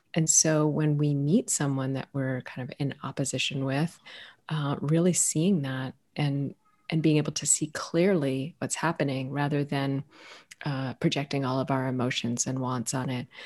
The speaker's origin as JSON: {"language": "English", "country": "United States", "tie": "born or raised there", "also_born_or_lived": "Ethiopia", "said": "I was raised in the U.S."}